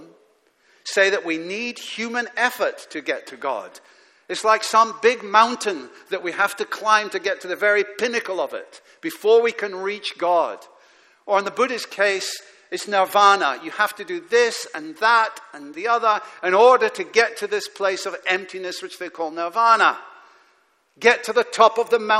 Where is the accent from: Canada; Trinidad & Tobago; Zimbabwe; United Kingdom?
United Kingdom; Aberdeen, Scotland; as a teenager growing up in Aberdeen in Scotland